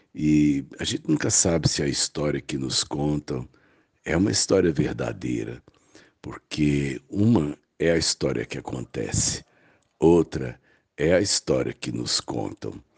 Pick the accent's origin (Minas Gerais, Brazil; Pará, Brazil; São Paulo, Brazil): Minas Gerais, Brazil; a província das Minas Gerais, onde eu nasci